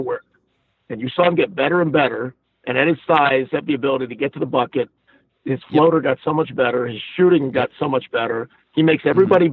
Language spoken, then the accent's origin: English; Atlanta, Georgia, United States; in my hometown, in my city. I, like Atlanta means a lot to me, it always has